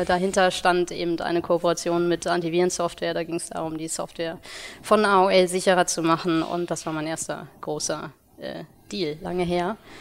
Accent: Ruhr area, North Rhine-Westphalia, Germany; moved away as an adult; now in Hamburg, Germany; bin gebürtig aus dem Ruhrgebiet

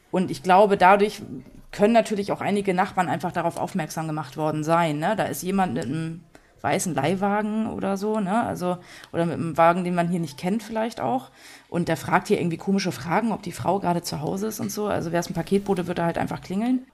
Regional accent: Dänischenhagen, Schleswig-Holstein, Germany; now in Kiel, Germany; dass ich meinen Großteil in den Schnagen verbracht habe, da war ich so bis 15 Jahre

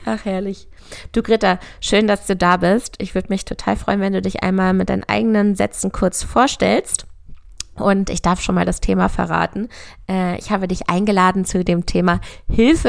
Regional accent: near Hanover, Lower Saxony, Germany; bin auf einem Ackerbaubetrieb groß geworden in der Nähe von Hannover

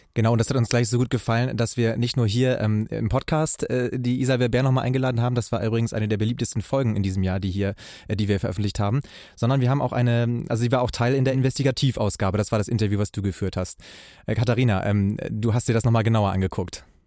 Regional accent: Bremerhaven, Bremen, Germany; in meine Heimatstadt Bremerhaven

